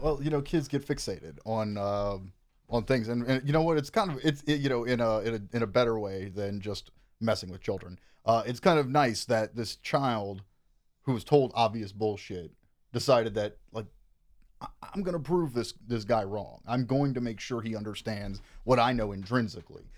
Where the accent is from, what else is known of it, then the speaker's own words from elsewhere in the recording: Kenner, Louisiana, United States; also born or lived in New Orleans; I was raised in Kenner, Louisiana, which is part of what you would call the greater New Orleans metro area.